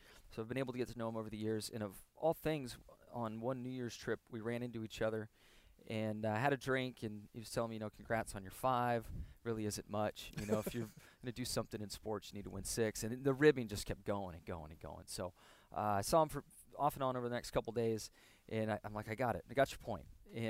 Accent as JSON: {"language": "English", "town": "El Cajon", "region": "California", "country": "United States", "tie": "born or raised there", "said": "Growing up in El Cajon, California, and eating in all those taco shops, I think helped kind"}